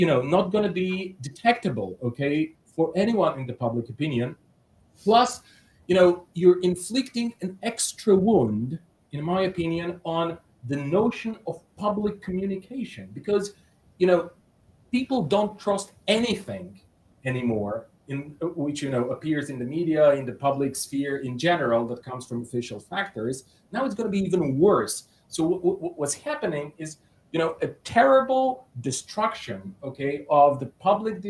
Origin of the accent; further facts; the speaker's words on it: Bulgaria; I come from Bulgaria